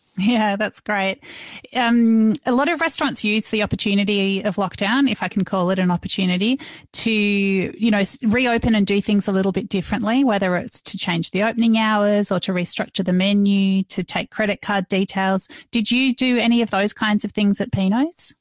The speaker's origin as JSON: {"language": "English", "town": "Melbourne", "region": "Victoria", "country": "Australia", "said": "I'm from Melbourne"}